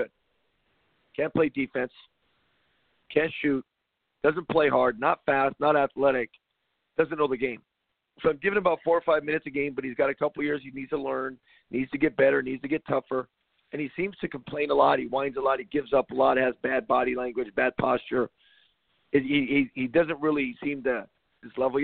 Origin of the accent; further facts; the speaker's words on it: Compton, California, United States; Growing up in Compton, California, running around like a psycho